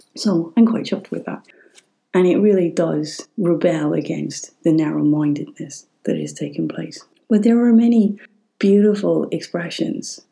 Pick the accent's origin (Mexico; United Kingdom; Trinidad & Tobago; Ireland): Ireland; we're learning Irish in school.